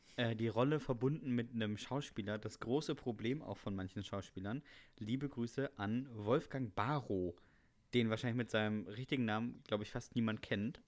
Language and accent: German; Northern Germany, Germany; Ich bin als Norddeutscher